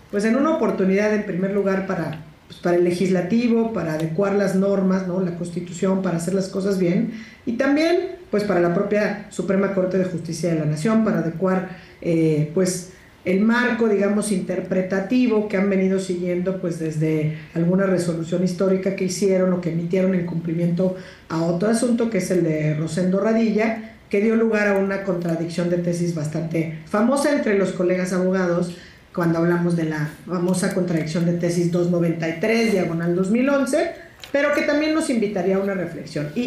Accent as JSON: {"language": "Spanish", "region": "Oaxaca", "country": "Mexico", "said": "yo soy del interior de la República, mucha honra, soy oaxaqueña"}